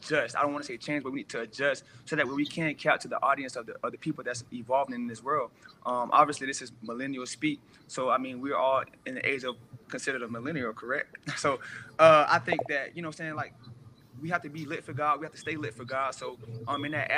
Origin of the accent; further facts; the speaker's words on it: Jacksonville, Florida, United States; moved away as an adult; now in Colorado Springs, United States; I'm from Jacksonville, Florida